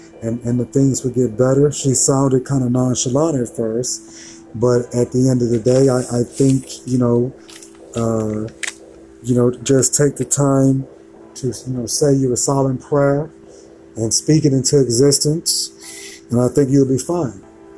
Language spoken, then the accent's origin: English; Texas, United States; I'm a Texan, but I'm still a Titan somewhere, a Titan / Oilers somewhere too, just because we cheer for that team for so many years.